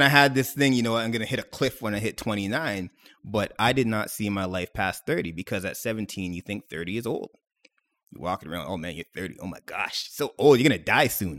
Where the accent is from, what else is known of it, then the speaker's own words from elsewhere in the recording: Mississauga, Ontario, Canada; I was born and raised in Mississauga, proud of it.